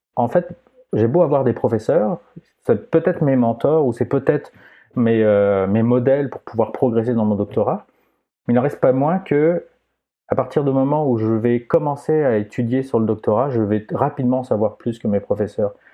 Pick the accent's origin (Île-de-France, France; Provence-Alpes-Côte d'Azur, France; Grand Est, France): Provence-Alpes-Côte d'Azur, France; Aix-en-Provence; accent: French; moved away as an adult; now in Quebec, Canada; Je viens d'Aix-en-Provence